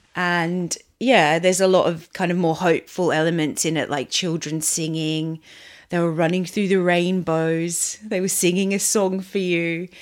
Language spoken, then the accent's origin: English; Australia; I grew up in Australia.